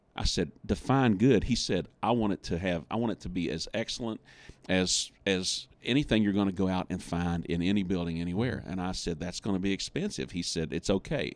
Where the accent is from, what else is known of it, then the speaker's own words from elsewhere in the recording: West Virginia, United States; I'm from West Virginia